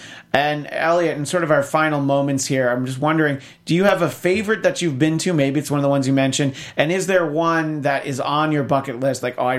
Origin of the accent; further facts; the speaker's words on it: New York, United States; now in Los Angeles, United States; I'm from New York State.